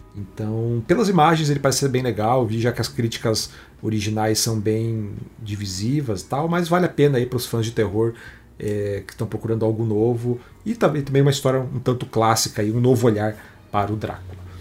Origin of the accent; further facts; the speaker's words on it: Brazil; O brasileiro não se vê como latino, mas a gente é